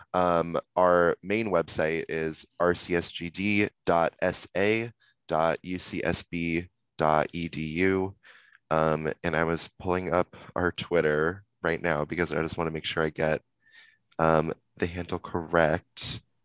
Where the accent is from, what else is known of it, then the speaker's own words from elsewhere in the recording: Simi Valley, California, United States; I'm from Simi Valley, so I don't know if either of you know, but it's kind of like a little little conservative town near Ventura